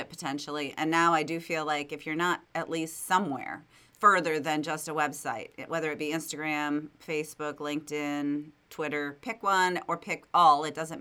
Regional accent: Wisconsin, United States; I'm from Wisconsin too

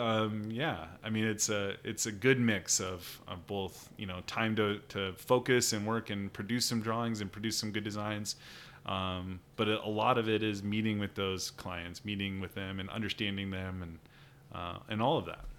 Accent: Sheldon, Iowa, United States; I grew up in Sheldon, Iowa, um, just kind of down the road from Spencer here

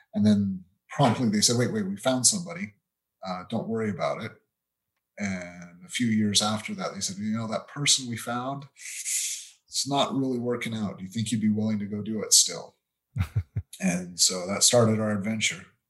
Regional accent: Utah, United States; moved away as an adult; also born or lived in United Kingdom; that's where I grew up. So I'm originally from Utah.

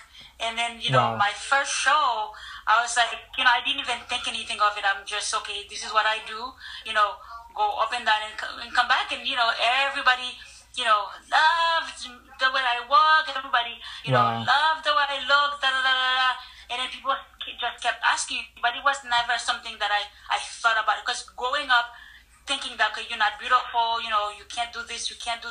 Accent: New Jersey, United States; Then growing up in New Jersey, white Americans have a lot of prejudice, so they give you a hard time.

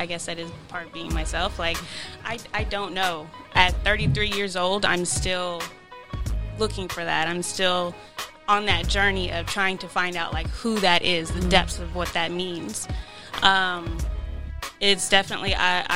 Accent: Fayetteville, North Carolina, United States; moved away as an adult; I grew up in Fayetteville, North Carolina

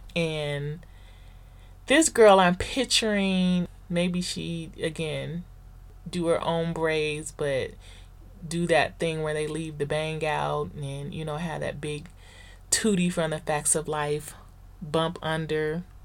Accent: the Valley, Southern California, United States; the black girls that I grew up with in the Valley here in Southern California

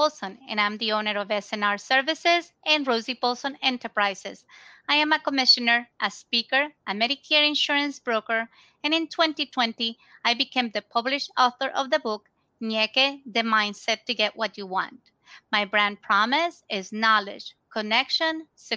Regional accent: Ecuador; also born or lived in Tampa Bay, United States; now in United States; we are both originally from Ecuador

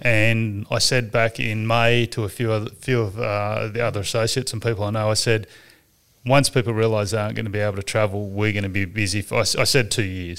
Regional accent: Sydney, New South Wales, Australia; I grew up in Warunga, up the Hornsby Hospital

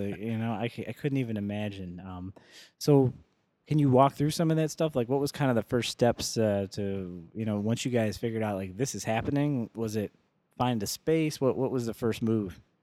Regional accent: Joliet, Illinois, United States; born and raised in Joliet, and I've been there since I, you know, forever

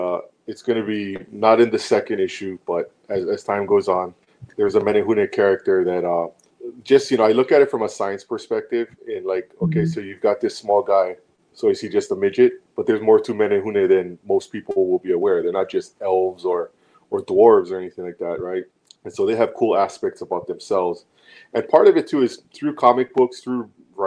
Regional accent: Hawaii, United States; being Hawaiian

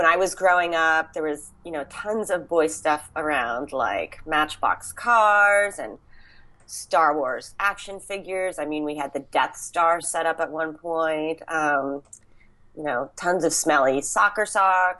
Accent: Pennsylvania, United States; I grew up in Pennsylvania mostly

